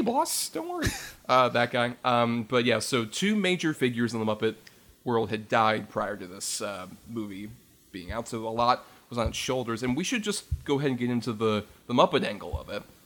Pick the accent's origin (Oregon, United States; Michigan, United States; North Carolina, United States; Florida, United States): Florida, United States; being a Florida kid, where like we yeah. never really experienced a white Christmas in my hometown